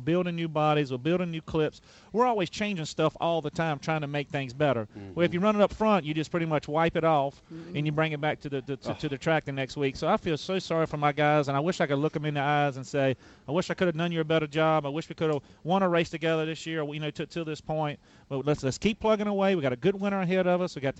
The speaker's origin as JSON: {"language": "English", "town": "Emporia", "region": "Virginia", "country": "United States", "moved": "as an adult", "lives_now": "Charlotte, United States", "said": "I'm from Emporia, Virginia"}